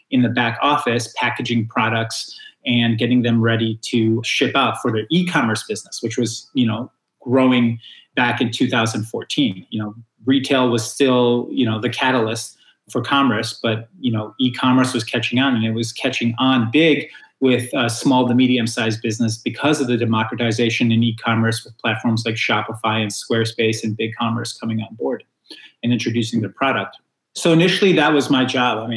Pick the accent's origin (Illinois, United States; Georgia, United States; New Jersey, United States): Illinois, United States; Chicago; always a pleasure to chat with a fellow Chicagoan